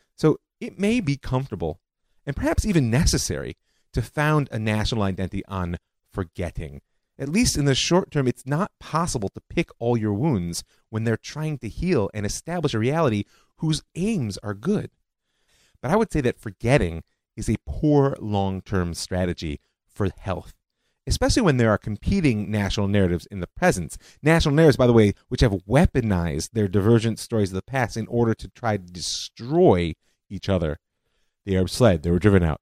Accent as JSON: {"language": "English", "country": "United States", "said": "I'm American"}